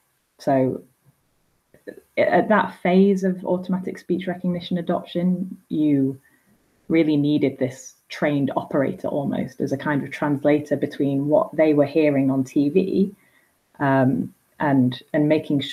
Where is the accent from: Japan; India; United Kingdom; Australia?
United Kingdom; Blackpool, North West England; I say bath because I'm from Blackpool